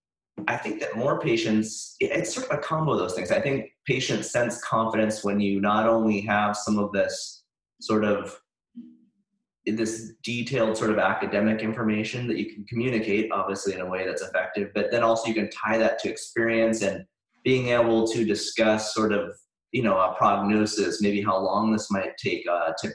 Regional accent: Montana, United States; now in Santa Barbara, United States; I grew up in Montana

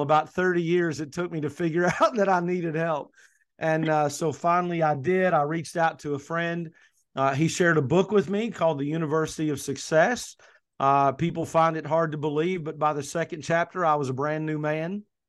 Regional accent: Kentucky, United States; also born or lived in coastal North Carolina; now in North Carolina, United States; I'm originally from Kentucky, as you know, Michelle, I'm now in coastal North Carolina, but originally from Kentucky

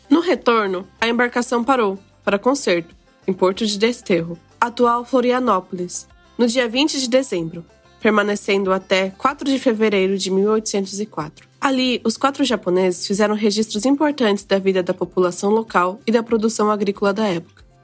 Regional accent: Japan; nasci no Japão e sempre estudei na escola japonesa. No meu podcast, eu falo um pouquinho sobre a cultura japonesa e a cultura do meu país, que é o Brasil.

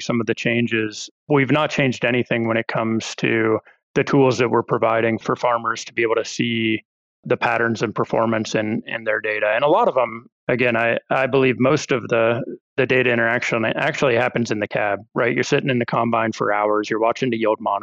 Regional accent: Ohio, United States; moved away as an adult; I grew up farming in Ohio. My family's got a fourth generation corn and soy farm over there

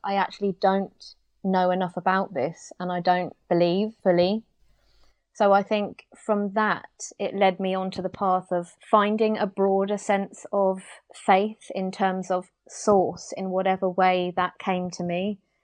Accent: United Kingdom; as a British person

